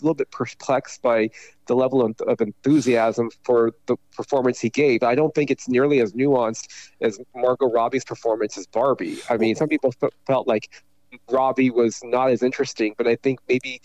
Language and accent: English; Taiwan; moved away; I was born in Taiwan, and my father was from China, my mother was from Taiwan